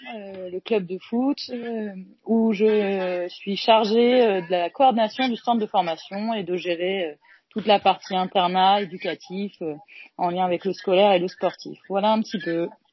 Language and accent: French; Caen, Normandy, France; je suis de Caen